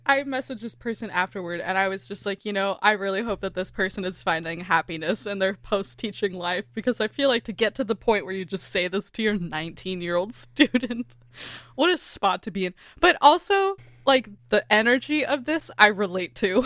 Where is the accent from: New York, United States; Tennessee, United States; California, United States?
California, United States; accent: California; my California accent